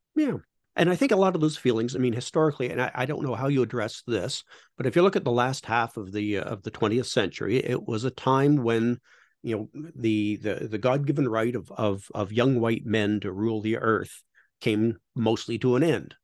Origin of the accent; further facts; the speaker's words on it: Canada; I'm Canadian